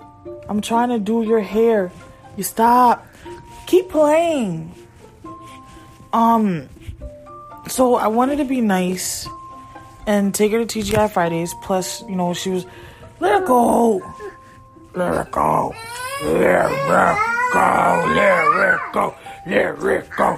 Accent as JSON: {"language": "English", "region": "Connecticut", "country": "United States", "moved": "yes", "said": "I'm originally from Connecticut."}